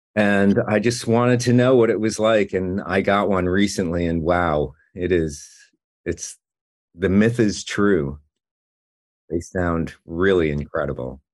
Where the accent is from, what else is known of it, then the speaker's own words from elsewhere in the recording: New Jersey, United States; moved away as an adult; also born or lived in New York; now in Los Angeles, United States; I grew up in Jersey